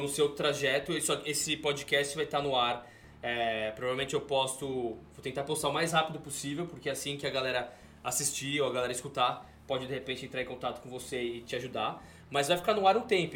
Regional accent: Brazil; moved away as an adult; now in California, United States; quando eu saí do Brasil, meu apartamento no Brasil não tinha nem energia elétrica.

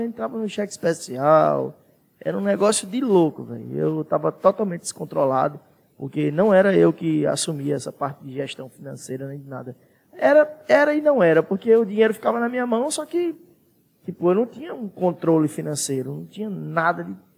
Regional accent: Santana do Sobrado, Bahia, Brazil; moved away as an adult; now in Petrolina, Brazil; eu saí de Santana

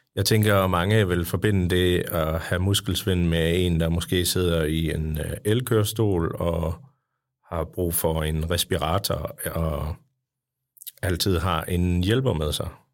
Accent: Jutland, Denmark; jeg er fra Jylland

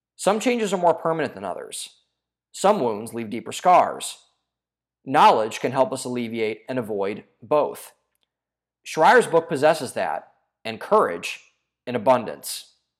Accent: Ohio, United States; my home state of Ohio

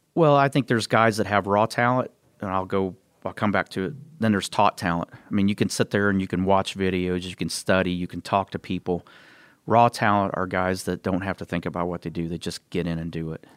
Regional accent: Columbus, Indiana, United States; my hometown of Columbus, Indiana.

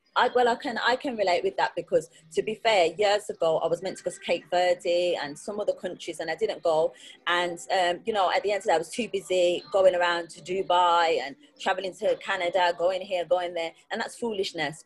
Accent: Birmingham, West Midlands, United Kingdom; I was born in Birmingham

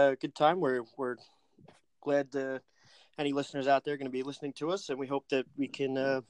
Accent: Long Island, New York, United States; I am from Long Island

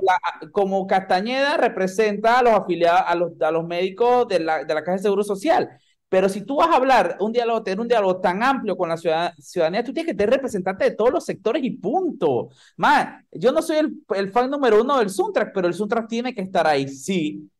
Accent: Panama; yo soy un panameño lo más estándar de este mundo

